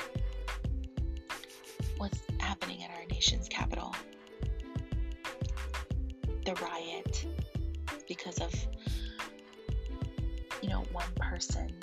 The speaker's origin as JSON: {"language": "English", "region": "Hawaii", "country": "United States", "said": "I love living in Hawaii. I love being a Hawaiian"}